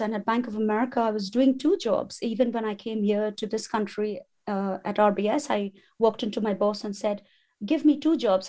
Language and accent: English; India; moved away as an adult; now in England; my family roots belong in India